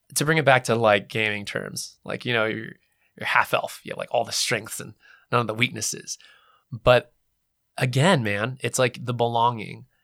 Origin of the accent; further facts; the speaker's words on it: California, United States; I was born in California, West Coast